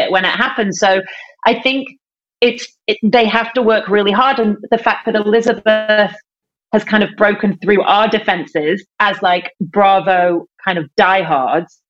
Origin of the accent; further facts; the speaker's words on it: United Kingdom; as a Brit